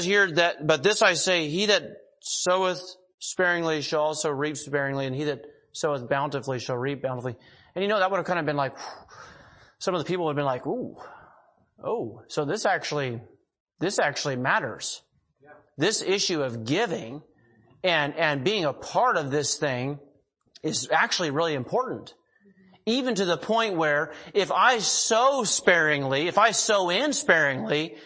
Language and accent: English; Eugene, Oregon, United States; also born or lived in Monroe, Oregon; now in Hillsboro, United States; I grew up down in Eugene, Springfield, but we lived in Monroe, Oregon.